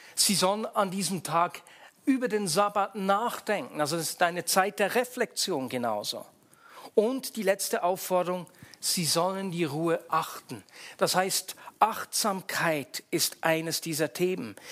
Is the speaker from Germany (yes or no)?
no; Switzerland; bei uns in der Schweiz, wo es am Sonntag noch den Sonntagsbraten gab, weil wir nur am Sonntag Fleisch gegessen haben